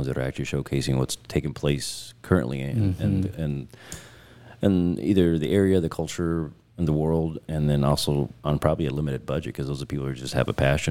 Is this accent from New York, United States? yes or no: no; West Liberty, Iowa, United States; moved away as an adult; also born or lived in Texas; now in Des Moines, United States; Then I was born in Texas, and then they came back up to West Liberty to go back to work.